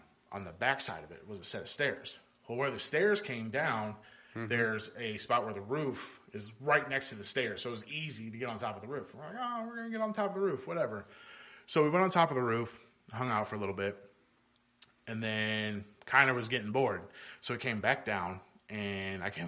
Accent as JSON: {"language": "English", "town": "North Highlands", "region": "California", "country": "United States", "tie": "born or raised there", "moved": "yes", "said": "I grew up in North Highlands, and that's where I first started playing soccer at."}